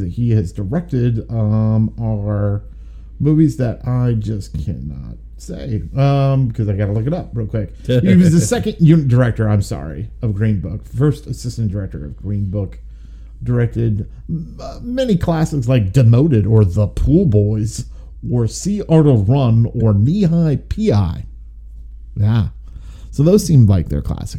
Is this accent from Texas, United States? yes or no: no; Nebraska, United States; We are from Nebraska